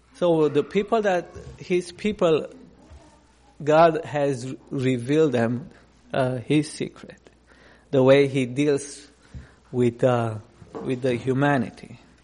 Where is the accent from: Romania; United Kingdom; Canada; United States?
Romania; English is a second language; moved away; I grew up in Romania under communism.